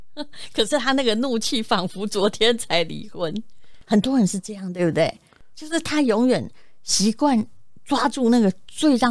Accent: Yilan County, Taiwan; now in Taipei, Taiwan; 我宜兰人，

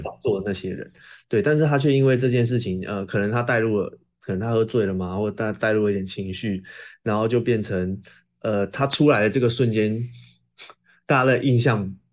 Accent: Tainan, Taiwan; 台南，我的故乡

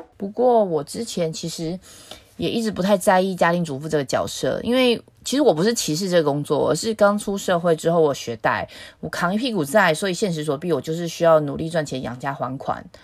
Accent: Taiwan; 我在自由民主的台湾出生

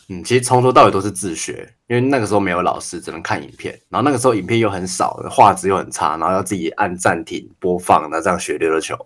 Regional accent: Tainan, Taiwan; 我是台南长大的，然后我爸爸，我阿嬷都希望我以后可以当医生

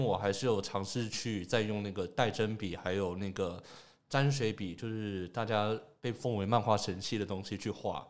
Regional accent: Taoyuan, Taiwan; also born or lived in Taipei; 但是我都是从桃园过去的

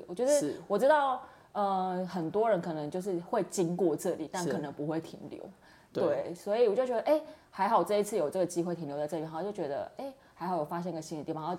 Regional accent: Kaohsiung, Taiwan; now in Taipei, Taiwan; 我自己本身我是高雄人嘛，然后高雄已经它是一个都市，然后我后来又在台北，就长期都生活在台北。

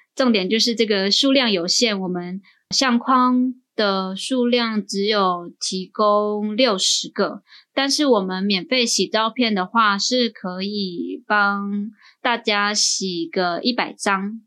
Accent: Hualien, Hualien County, Taiwan; 我自己是花莲人，原住民

